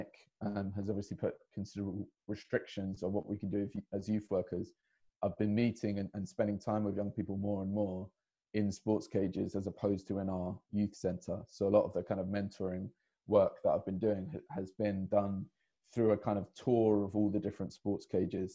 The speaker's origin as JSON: {"language": "English", "region": "London", "country": "United Kingdom", "tie": "born or raised there", "said": "So I grew up in Hackney myself"}